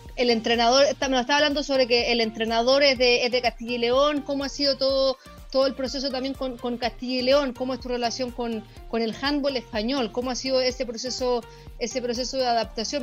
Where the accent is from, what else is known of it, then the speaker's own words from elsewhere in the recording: Chile; como chilena promedio, cuando uno está en el colegio